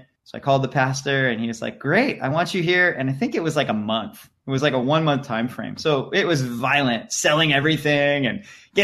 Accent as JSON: {"language": "English", "town": "San Diego", "region": "California", "country": "United States", "tie": "born or raised there", "also_born_or_lived": "Lake Havasu City, Arizona / Africa", "moved": "yes", "lives_now": "Hawaii, United States", "said": "growing up in San Diego, surfing and stuff"}